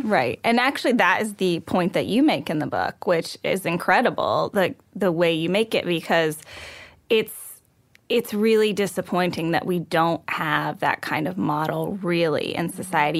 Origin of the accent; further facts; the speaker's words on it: Texas, United States; I was raised in Texas